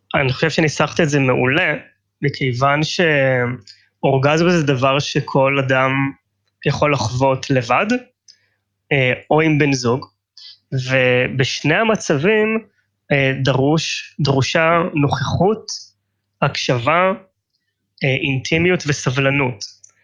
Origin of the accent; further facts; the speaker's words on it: Tel Aviv, Tel Aviv District, Israel; אני תל אביבי במקור, ישראלי